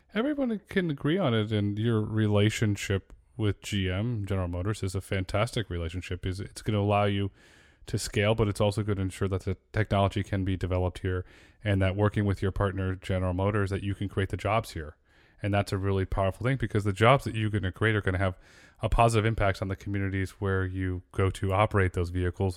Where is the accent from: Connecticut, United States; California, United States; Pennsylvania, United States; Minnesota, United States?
Connecticut, United States; I grew up in Connecticut